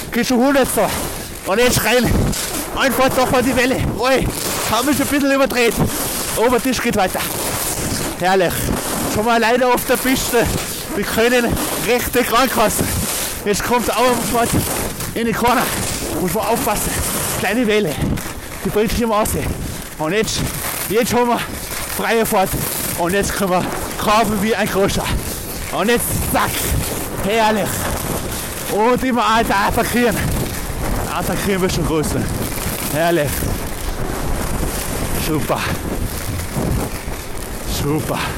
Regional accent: Tyrol, Austria; Ich bin aus Tirol.

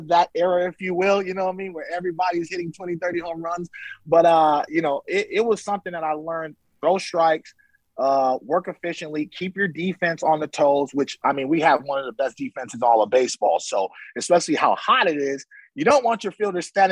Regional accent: Alameda, California, United States; a guy I grew up with in Alameda, California

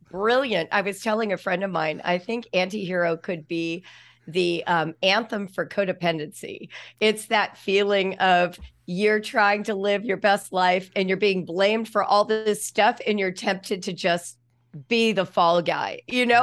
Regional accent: Los Angeles, California, United States; moved away; also born or lived in Ohio; Los Angeles, which is where I grew up

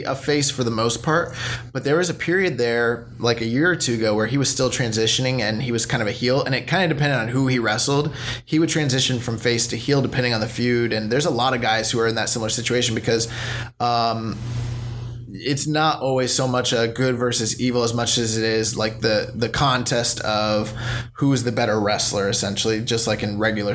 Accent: United States; as an American fan

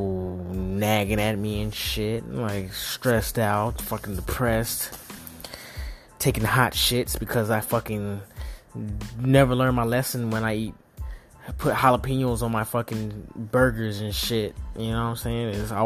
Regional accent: the South, United States; I'm from the South, and that shit is a lot to me.

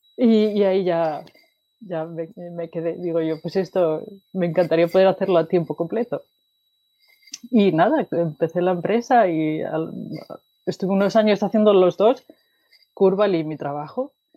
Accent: Asturias, Spain; moved away as an adult; also born or lived in Wales; now in Sweden; nací en Asturias, que es en el norte de España, y eh, estudié en Asturias también

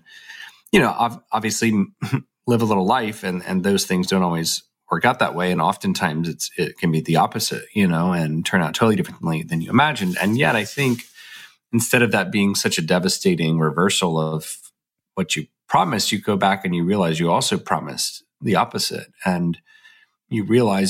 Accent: the South, United States; We are both from the South and sort of found our way to a college in Birmingham, Alabama

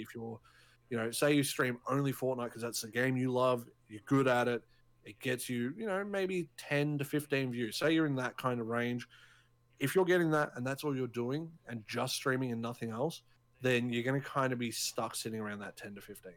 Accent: Australia; we're both Australian

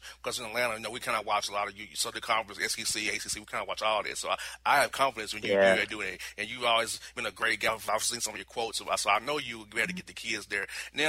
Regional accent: Dominican Republic; moved away; also born or lived in Florida; I'm a Florida guy. I'm from the Dominican Republic, Coach. That's why I was born in the Dominican Republic.

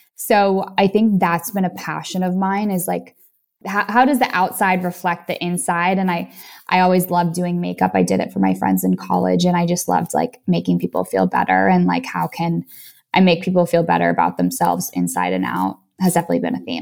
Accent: Boston, Massachusetts, United States; moved away; I was from Boston, which is similar to, you know, New York

